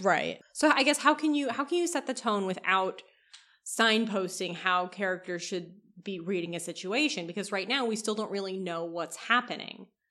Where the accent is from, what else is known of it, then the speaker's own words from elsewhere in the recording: Kentucky, United States; I grew up in Kentucky